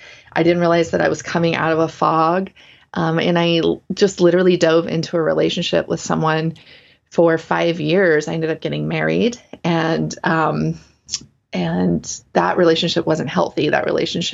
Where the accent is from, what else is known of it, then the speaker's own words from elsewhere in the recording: the South, United States; moved away; also born or lived in Portland, Oregon; I grew up in the South